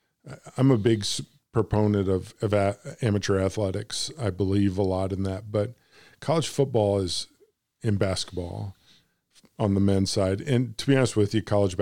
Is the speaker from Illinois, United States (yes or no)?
yes; Illinois, United States; now in Arkansas, United States; I said, "I'm from Arkansas. I'm originally from Illinois, up from where you guys are." But I said, "I'm in Arkansas now."